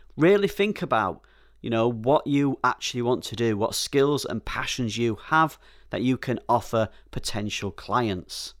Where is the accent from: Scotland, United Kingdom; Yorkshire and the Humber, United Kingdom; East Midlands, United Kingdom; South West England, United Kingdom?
Yorkshire and the Humber, United Kingdom; Being a Yorkshire man, I'm a little careful with my money